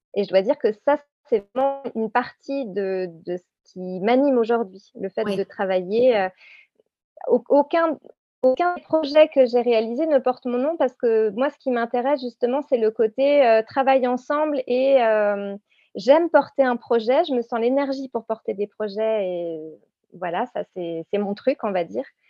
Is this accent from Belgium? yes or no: no; Réunion; je viens de la Réunion